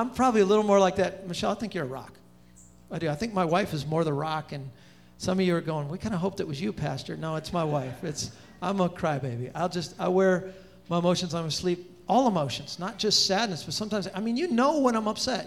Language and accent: English; Pomona, California, United States; now in Charlotte, United States; I'm talking Pomona, which is the armpit of California